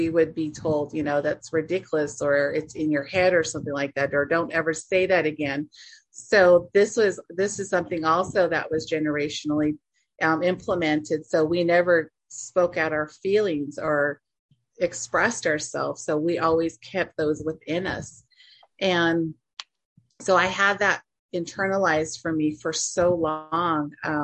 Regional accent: Navajo Nation, United States; So that's why I always say I'm from the Diné Nation.

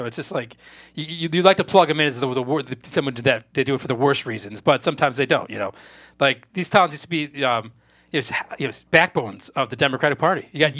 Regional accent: just outside Chicago, Illinois, United States; No, I grew up just outside Chicago, like a mile outside the city border. So, I mean, I'm from, you know, the area.

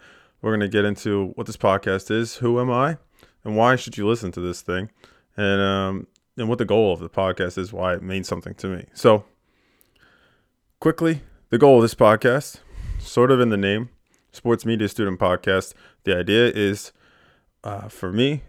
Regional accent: Pennsylvania, United States; now in York, United States; I grew up in Bucks County, Pennsylvania. It's a suburb of Philadelphia.

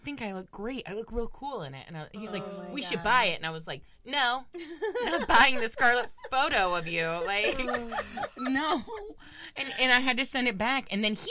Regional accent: Florida, United States; We got two Floridians on the show today.

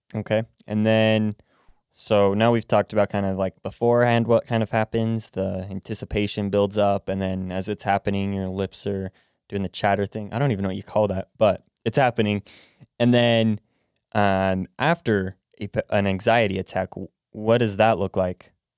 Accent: United States; I was born in America, raised in America

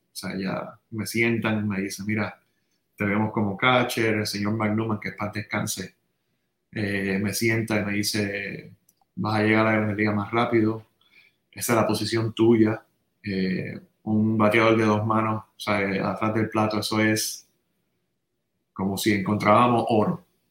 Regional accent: San Juan, Puerto Rico; born or raised there; also born or lived in Santurce

